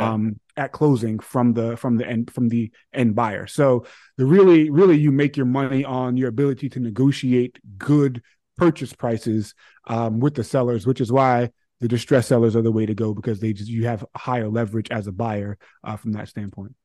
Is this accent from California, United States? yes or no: no; New York City, New York, United States; now in Connecticut, United States; I grew up in Hollis, Queens